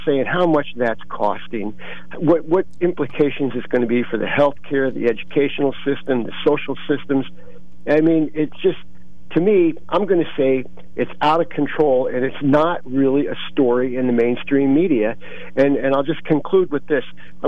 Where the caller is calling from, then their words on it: Bloomsburg, Pennsylvania, United States; Yeah, hey … from Bloomsburg